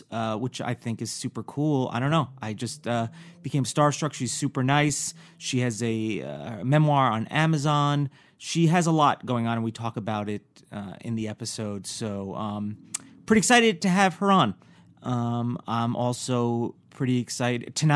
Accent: New York, United States; I'm also from New York

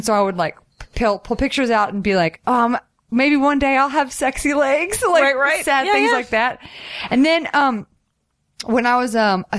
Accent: Southern United States, United States; Oh, well, I think, as I mentioned earlier, I'm from the South and it's

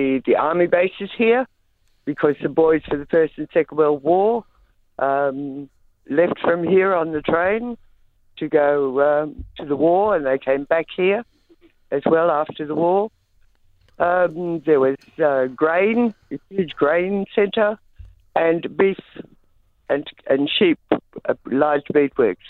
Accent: Lockhart, New South Wales, Australia; also born or lived in Northern Beaches, Sydney / Adelaide / Melbourne; now in Tenterfield, Australia; I was born in Lockhart, down on the Murray River.

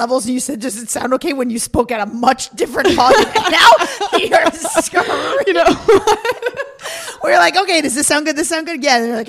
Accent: Seekonk, Massachusetts, United States; moved away as an adult; now in Los Angeles, United States; I'm from Seekonk, Massachusetts.

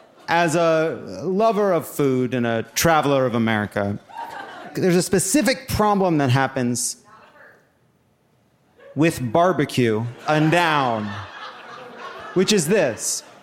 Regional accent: Long Island, New York, United States; I'm not from here. I'm a Jew from Long Island. Deal with it.

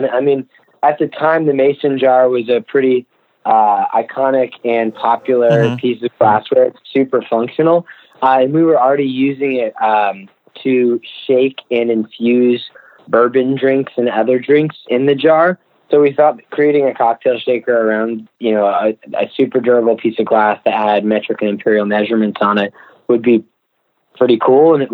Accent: Virginia, United States; now in New York, United States; Yeah, so we we uh, we came from Virginia to New York uh, originally.

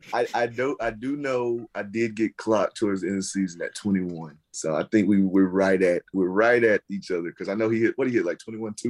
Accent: North Carolina, United States; I grew up in North Carolina, small town, right outside of Charlotte

